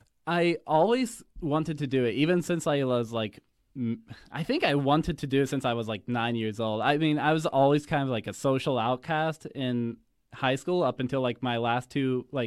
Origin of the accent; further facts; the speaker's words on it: Waynesburg, Pennsylvania, United States; I'm from Waynesburg, Pennsylvania, and I know it doesn't sound like it. My mouth is just shaped weird, you know? I've just stuck to the accent.